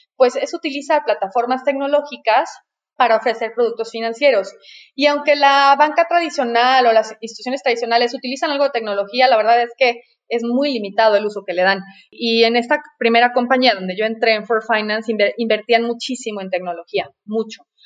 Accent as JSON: {"language": "Spanish", "region": "Mexico City", "country": "Mexico", "tie": "born or raised there", "also_born_or_lived": "La Paz, Baja California Sur / Paris", "said": "Nací en la Ciudad de México, por suerte, porque en realidad eh, yo estaba destinada a nacer en La Paz, Baja California"}